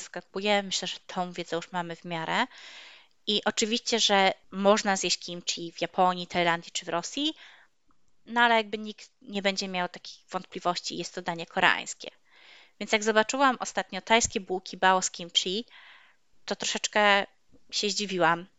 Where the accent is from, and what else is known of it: Poland; also born or lived in Toruń